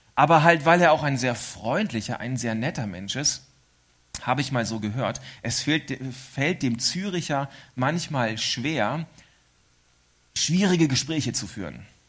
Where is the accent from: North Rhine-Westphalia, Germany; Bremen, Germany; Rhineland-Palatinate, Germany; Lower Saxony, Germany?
Lower Saxony, Germany; East Frisia; moved away as an adult; now in Switzerland; wir Ostfriesen